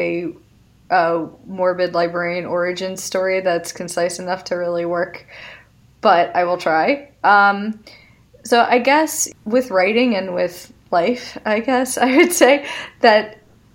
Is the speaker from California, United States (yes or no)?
no; Philadelphia, Pennsylvania, United States; I'm from the Philadelphia area